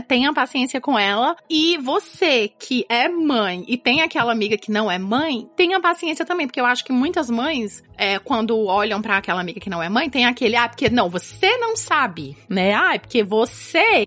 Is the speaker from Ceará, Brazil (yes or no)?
yes; Fortaleza, Ceará, Brazil; moved away as an adult; also born or lived in New York; now in New Jersey, United States; Eu sou do Ceará